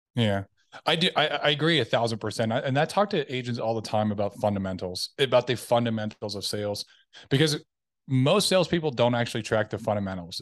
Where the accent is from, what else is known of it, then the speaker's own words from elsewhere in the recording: Tennessee, United States; now in Dallas Fort Worth, United States; I am originally from Tennessee. Um, I grew up m, youngest of six.